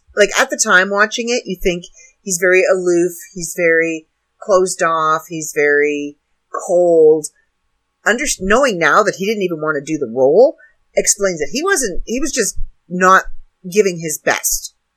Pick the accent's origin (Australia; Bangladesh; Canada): Canada; now in United States; not an American, I'm Canadian.